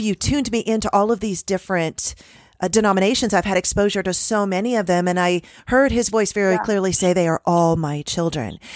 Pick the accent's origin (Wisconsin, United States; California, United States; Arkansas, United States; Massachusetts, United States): California, United States; San Diego; moved away as an adult; I grew up in San Diego. I lived there for 35 years